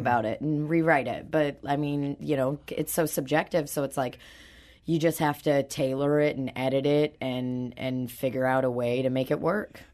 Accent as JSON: {"language": "English", "country": "Belarus", "tie": "born or raised there", "also_born_or_lived": "Saint Louis", "moved": "yes", "lives_now": "St. Louis, United States", "said": "I was born in Belarus, and now I live in Saint Louis"}